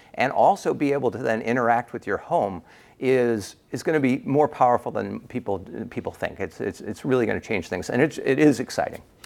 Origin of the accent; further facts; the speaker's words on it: United States; accent: American; my American accent